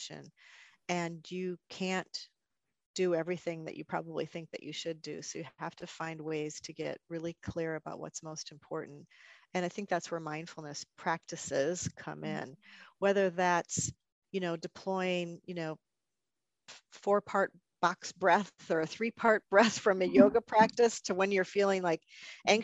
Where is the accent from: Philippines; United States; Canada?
United States; northern Wisconsin; also born or lived in Azores; now in Northern Virginia, United States; I grew up in Wisconsin, northern Wisconsin.